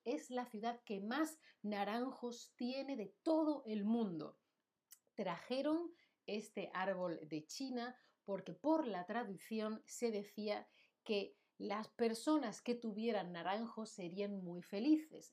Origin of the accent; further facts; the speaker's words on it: Seville, Andalusia, Spain; moved away as an adult; now in Berlin, Germany; Sevilla, mi ciudad natal, la ciudad de la que yo soy